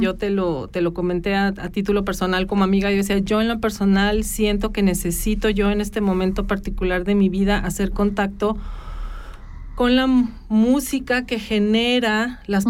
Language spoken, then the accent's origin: Spanish; Mexico; moved away; los que venimos de México y las latitudes latinoamericanas